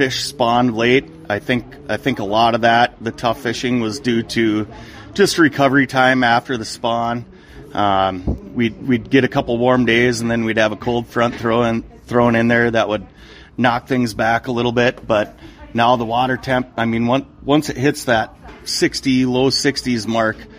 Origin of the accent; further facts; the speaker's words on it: Otter Tail Lakes area, West Central Minnesota, United States; now in Walker, United States; I grew up in West Central Minnesota, kind of Otter